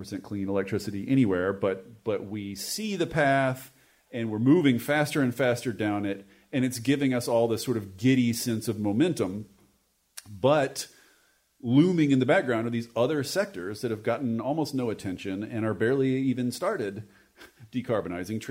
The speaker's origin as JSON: {"language": "English", "region": "Washington", "country": "United States", "said": "my home state of Washington"}